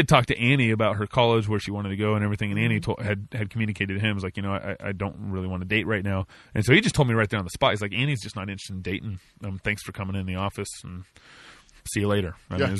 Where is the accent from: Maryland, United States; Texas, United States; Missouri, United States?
Texas, United States; accent: Texas; moved away as an adult; now in Moscow, Idaho, United States; I grew up in Texas